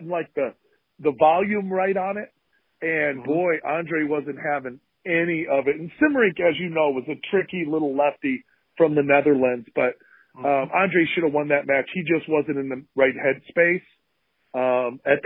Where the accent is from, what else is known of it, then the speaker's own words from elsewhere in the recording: Ludington, Michigan, United States; where I grew up in Ludington, Michigan, where my parents still have their house